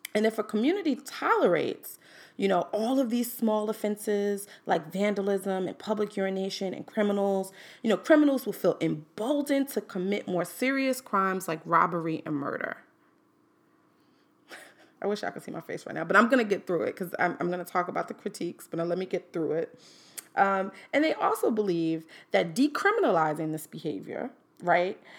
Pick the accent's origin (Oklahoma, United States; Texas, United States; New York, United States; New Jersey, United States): New York, United States; New York City; now in Washington, D.C., United States; I'm from Manhattan